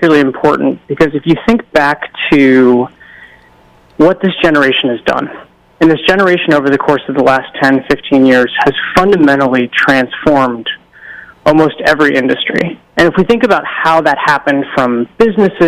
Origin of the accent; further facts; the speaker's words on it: Pasadena, California, United States; I was born and raised in Southern California, spent my childhood in Pasadena